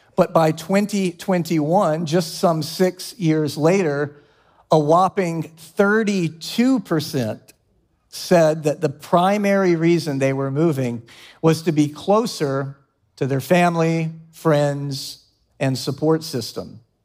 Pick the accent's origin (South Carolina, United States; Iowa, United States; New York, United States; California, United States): South Carolina, United States; Columbia; moved away as an adult; also born or lived in Charlotte, North Carolina; my family was living in my hometown of Columbia, South Carolina